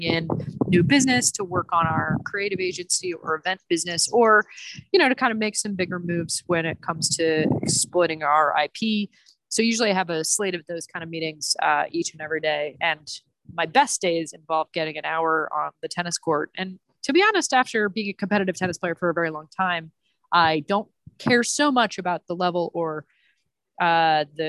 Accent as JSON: {"language": "English", "town": "Montreal", "region": "Quebec", "country": "Canada", "tie": "born or raised there", "also_born_or_lived": "Atlanta suburbs, Georgia, United States", "moved": "yes", "lives_now": "New York, United States", "said": "I grew up in Montreal originally"}